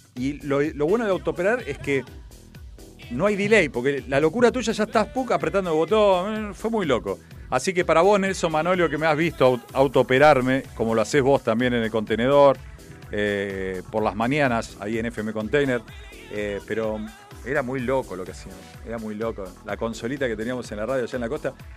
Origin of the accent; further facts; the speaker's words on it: Argentina; Somos argentinos